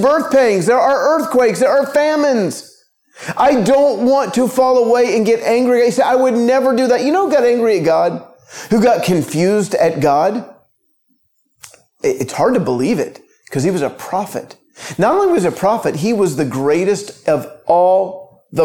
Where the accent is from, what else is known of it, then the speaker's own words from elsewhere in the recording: United States; now in Israel; I'm in Israel, but because I'm American by birth